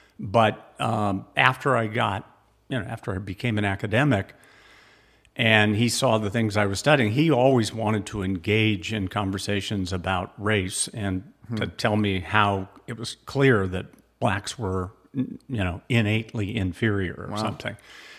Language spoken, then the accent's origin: English; California, United States; I grew up in Southern California.